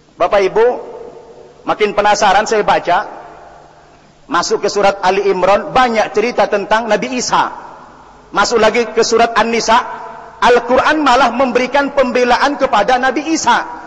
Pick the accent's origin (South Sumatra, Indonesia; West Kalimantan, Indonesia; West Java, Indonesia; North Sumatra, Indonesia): North Sumatra, Indonesia; North Tapanuli; Saya dilahirkan di daerah Tapanduli Utara, Sumatera Utara